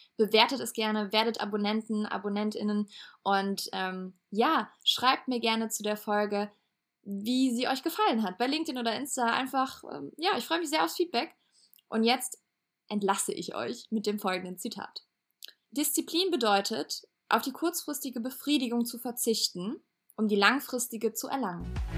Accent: Cologne and Eschweiler, North Rhine-Westphalia, Germany; also born or lived in Hamburg; now in Lübeck, Germany; in meiner Heimat Köln und Echweiler wieder zurückzukommen.

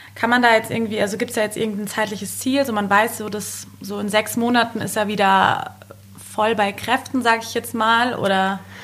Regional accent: Germany; ganz klassisch als Deutscher

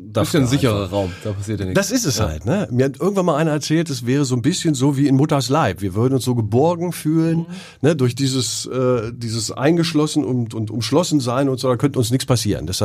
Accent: Thuringia, Germany; Eichsfeld bleibt Eichsfeld. Mhm. Und das Schöne ist, dass das Eichsfeld hat ja auch so einen schönen Dialekt, ne? Den man mir aber nicht anhört, oder?

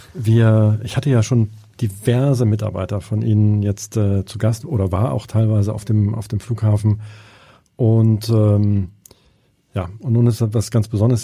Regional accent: Hamburg, Germany; als Hamburger

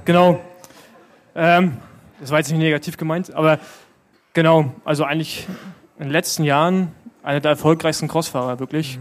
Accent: Berlin, Germany; als Berliner

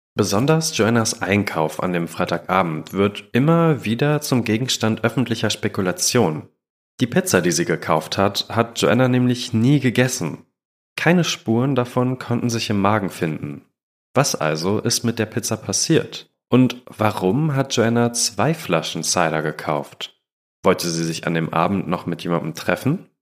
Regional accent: Germany

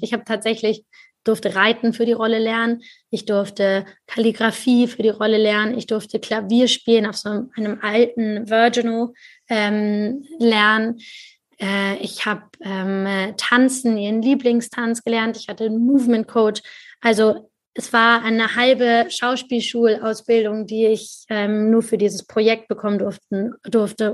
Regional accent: Germany; ich als Deutsche

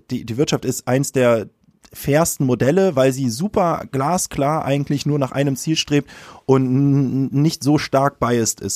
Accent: Hamburg, Germany; würde mich aber als Hamburger bezeichnen in mhm. erster Linie

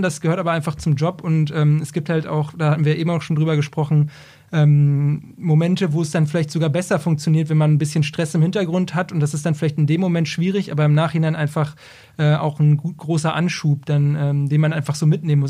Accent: Braunschweig, Lower Saxony, Germany; ich bin ursprünglich aus äh, Braunschweig

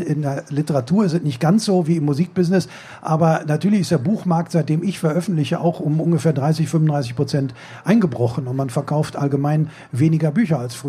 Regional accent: Bochum, North Rhine-Westphalia, Germany; ich komme auch aus Bochum

